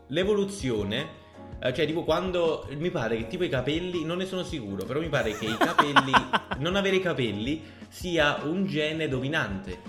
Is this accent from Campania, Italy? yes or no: yes; Naples, Campania, Italy; sono napoletano